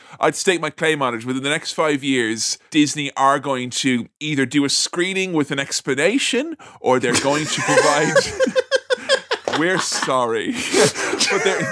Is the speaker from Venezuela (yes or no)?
no; Ireland; I'm Irish